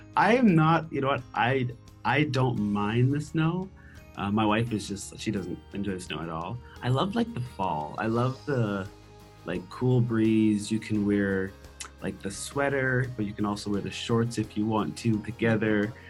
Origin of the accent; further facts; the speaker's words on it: Nova Scotia, Canada; first language English; moved away as an adult; I'm from Nova Scotia